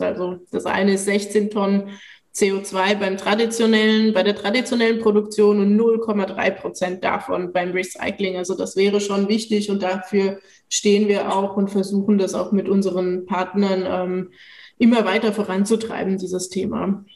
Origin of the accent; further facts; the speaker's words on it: Switzerland; moved away; zu Hause fühle ich mich am ehesten noch in der Schweiz, wo ich aufgewachsen bin